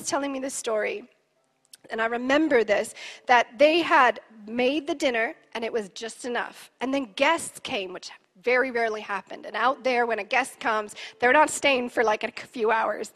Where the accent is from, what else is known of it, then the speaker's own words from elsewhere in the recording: Canada; I'm Canadian, and my family has a pioneer heart